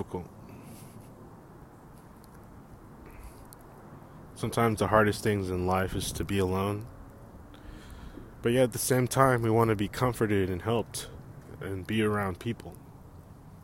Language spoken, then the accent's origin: English; Bay Area, California, United States; Born and raised in the Bay Area, bred here